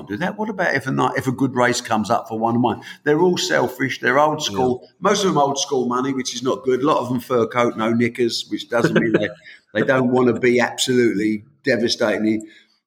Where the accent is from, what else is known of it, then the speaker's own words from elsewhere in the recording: United Kingdom; We are from the United Kingdom